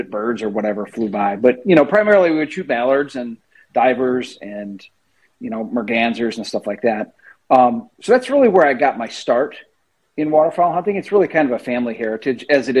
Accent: central Wisconsin, United States; also born or lived in northern Illinois; now in Illinois, United States; I grew up in Wisconsin. I grew up in central Wisconsin

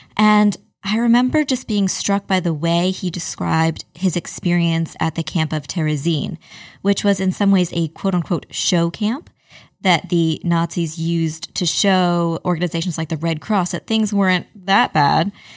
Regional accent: Amherst, Massachusetts, United States; I grew up in Amherst, Massachusetts

